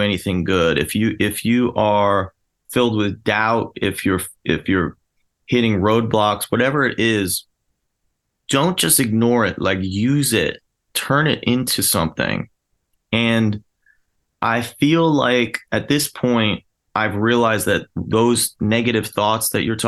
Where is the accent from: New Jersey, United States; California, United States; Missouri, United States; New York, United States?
New Jersey, United States; now in Philadelphia, United States; I grew up in New Jersey